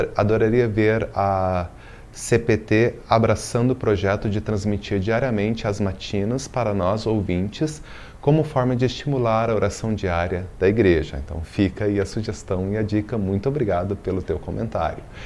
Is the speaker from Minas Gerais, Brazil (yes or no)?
yes; Belo Horizonte, Minas Gerais, Brazil; moved away; acompanhando lá de BH, Minas Gerais, minha terrinha